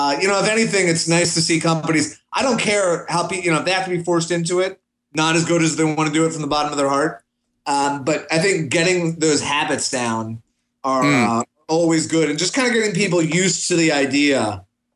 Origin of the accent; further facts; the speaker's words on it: Washington, District of Columbia, United States; moved away; I'm from Washington, D.C. originally